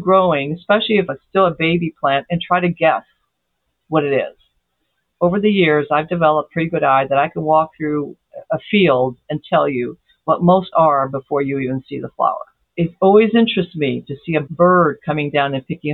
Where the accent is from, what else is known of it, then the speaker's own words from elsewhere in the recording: Brazil; moved away; also born or lived in Ozarks; I was raised in Brazil